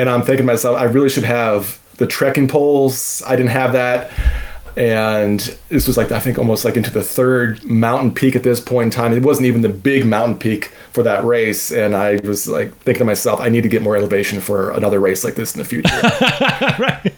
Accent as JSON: {"language": "English", "region": "Southern Maryland", "country": "United States", "said": "I'm from Southern Maryland. We don't have elevation"}